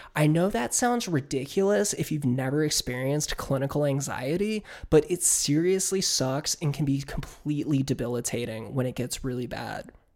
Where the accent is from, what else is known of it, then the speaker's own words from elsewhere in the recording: Northern Virginia, United States; my hometown in Northern Virginia